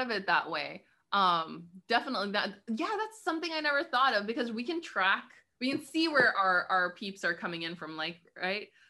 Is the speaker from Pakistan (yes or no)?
yes; Karachi, Sindh, Pakistan; I'm from Karachi